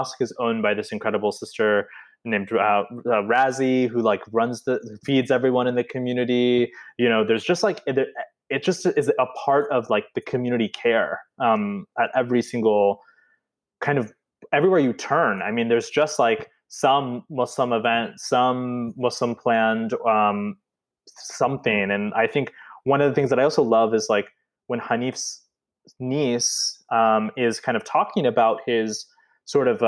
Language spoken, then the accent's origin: English; Midwest, United States; we grew up in the Midwest